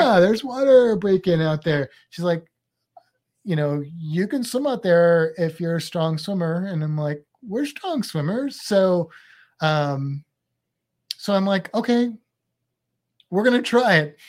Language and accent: English; United States; i only speak one language because I'm American